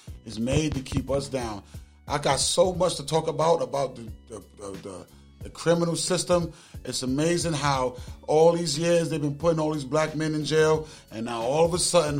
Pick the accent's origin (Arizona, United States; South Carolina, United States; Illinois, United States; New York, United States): New York, United States; moved away as an adult; now in Atlanta, United States; I'm born and raised in New York, moved to Atlanta when 25, I'm 48 now.